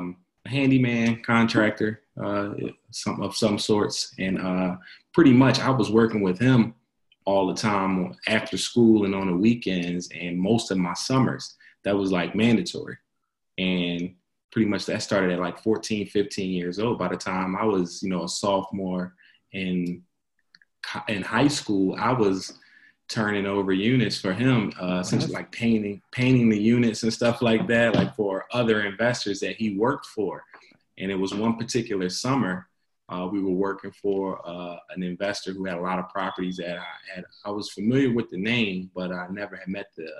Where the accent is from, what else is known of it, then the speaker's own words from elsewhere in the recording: Philadelphia, Pennsylvania, United States; So I'm from Philadelphia originally. I grew up in between pretty much a combination of uptown West Oak Lane area and down West Philly